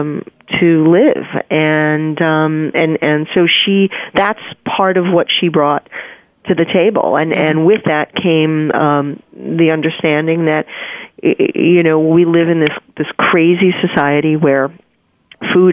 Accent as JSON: {"language": "English", "town": "New York City", "region": "New York", "country": "United States", "tie": "born or raised there", "said": "I'm a New Yorker. I was born and raised here"}